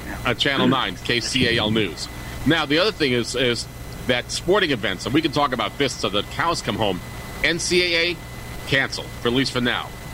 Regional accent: New York City, New York, United States; as I grew up in New York City, I grew up listening to WNEW

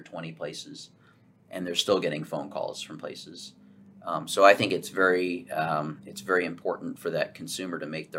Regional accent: Dallas, Texas, United States; also born or lived in Houston, Texas / Florence, Italy; I was born in Houston and raised in Dallas

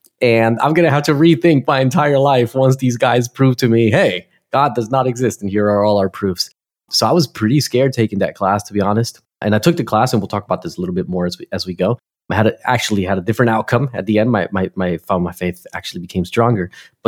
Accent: Newark, New Jersey, United States; moved away as an adult; also born or lived in Tennessee; now in Perth, Australia; I studied it in the United States, actually. Yeah, which is where I'm originally from. I'm originally a Jersey boy. I grew up in Newark, New Jersey, just 20 minutes south of Manhattan, if you need to place it in your geographical map.

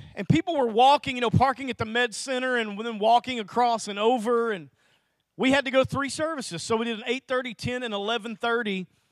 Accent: Little Rock, Arkansas, United States; Lanny and I grew up in Little Rock together

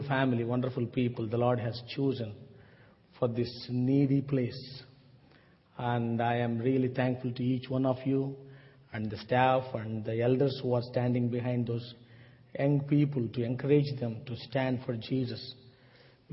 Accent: South India, India; I came from South India

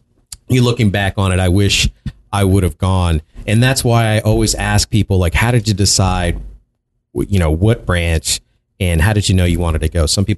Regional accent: Prince George's County, Maryland, United States; I grew up in Prince George's County, Maryland, which Annapolis is close by.

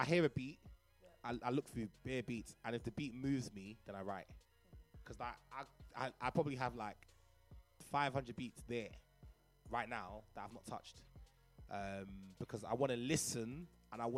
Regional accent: London, United Kingdom; I grew up in Cricklewood. I grew up in Northwest London

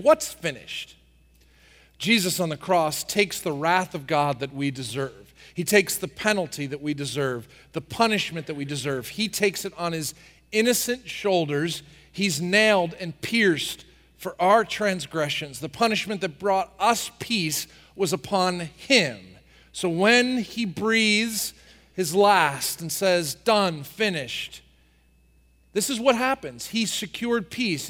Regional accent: New Jersey, United States; I grew up in New Jersey working on the farm

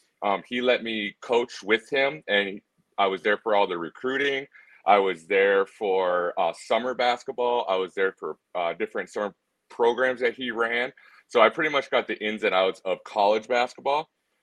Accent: Minneapolis, Minnesota, United States; now in Idaho, United States; So I grew up in Minneapolis, Minnesota.

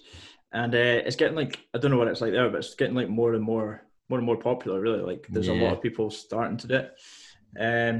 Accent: Isle of Mull, Scotland, United Kingdom; also born or lived in Glasgow; now in Oban, United Kingdom; growing up on Mull, it's like quite a small in population-wise.

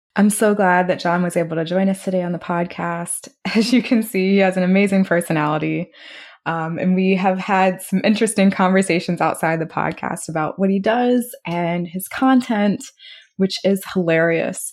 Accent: Maryland area, United States; we're both from the Maryland area

